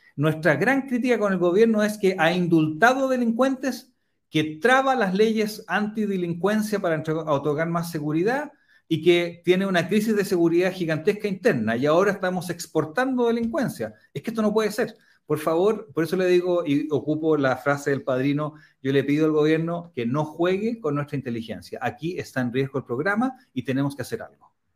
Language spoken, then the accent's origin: Spanish; Chile; Somos los únicos latinoamericanos